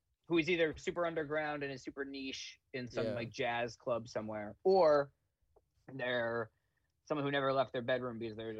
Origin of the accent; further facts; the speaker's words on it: East Brunswick, New Jersey, United States; I'm from East Brunswick, New Jersey, so like that's really my home. But Asbury Park is kind of my home away from home.